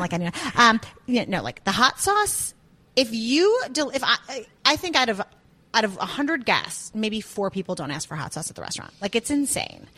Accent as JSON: {"language": "English", "town": "Highland Park", "region": "Illinois", "country": "United States", "tie": "born or raised there", "also_born_or_lived": "Chicago, Illinois", "moved": "as an adult", "lives_now": "Georgia, United States", "said": "I grew up in Highland Park"}